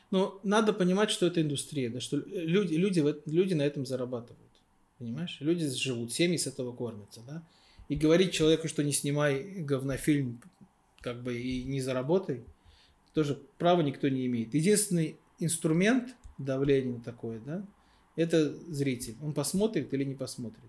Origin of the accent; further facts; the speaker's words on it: Baku, Azerbaijan; я из Баку